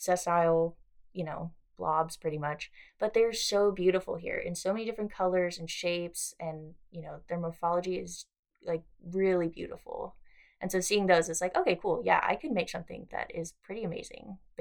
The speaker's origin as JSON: {"language": "English", "town": "Los Angeles", "region": "California", "country": "United States", "moved": "yes", "lives_now": "Australia", "said": "I'm from LA, so it's, like, you know, there's people everywhere"}